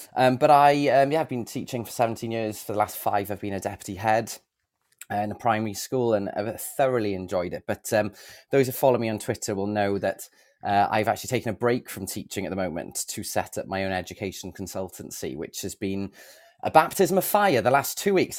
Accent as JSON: {"language": "English", "town": "Bridgend", "region": "Wales", "country": "United Kingdom", "moved": "yes", "lives_now": "Cardiff, United Kingdom", "said": "I've lived in Cardiff most of my life, uh, to be honest. My, I'm originally from Bridgend"}